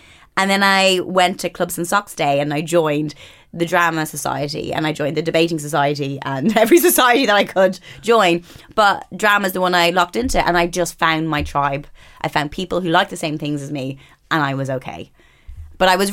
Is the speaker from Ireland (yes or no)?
yes; Ireland; I grew up in Catholic Ireland